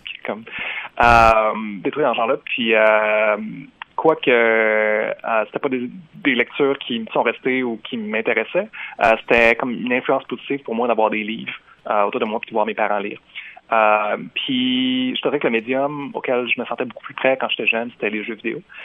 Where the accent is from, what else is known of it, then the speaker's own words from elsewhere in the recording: Jonquière, Quebec, Canada; first language French; moved away as an adult; now in Montreal, Canada; j'ai étudié comme dans ma ville natale, qui est Jonquière